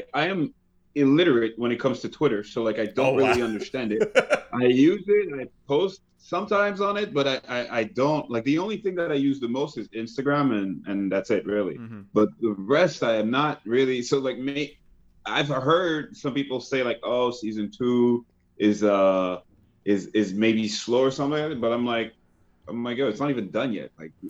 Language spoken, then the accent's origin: English; Quebec, Canada; accent: Quebecois; It's closer to that, but it's there was also with Haitian roots. So it's like my accent is like all over the place, but I can lean into the French or lean into the Quebecois or even lean into the Haitian.